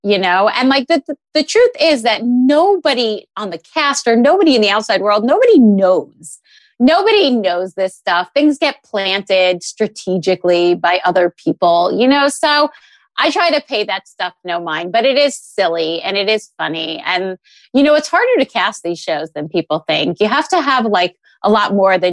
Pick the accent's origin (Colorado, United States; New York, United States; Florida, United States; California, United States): New York, United States; New York City; moved away; also born or lived in New Jersey; I was born in New York. I was born in Brooklyn. I grew up in New York City